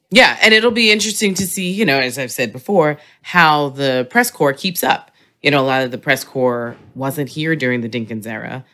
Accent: New York City, New York, United States; I represent Hollis Queens

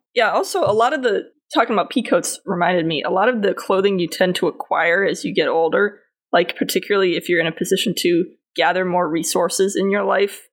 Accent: New England, United States; I, grew up in New England

